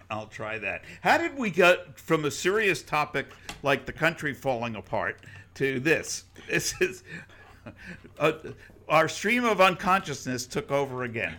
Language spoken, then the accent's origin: English; New York, United States; moved away; I grew up in New York. We didn't have flowers. You know, you, we had concrete